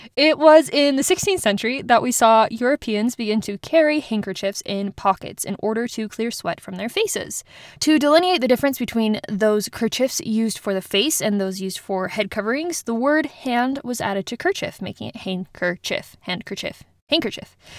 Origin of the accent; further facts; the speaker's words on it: United States; also born or lived in Germany; growing up in the States.